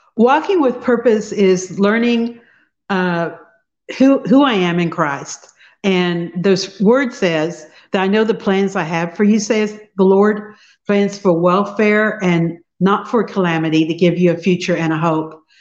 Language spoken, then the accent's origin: English; Fredonia, Kansas, United States; I'm from Fredonia, Kansas, which is a really rural small town. Uh, I grew up in the country